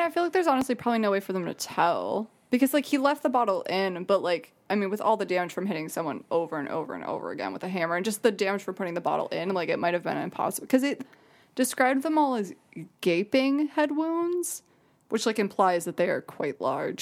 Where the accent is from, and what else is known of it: Jackson, Michigan, United States; born or raised there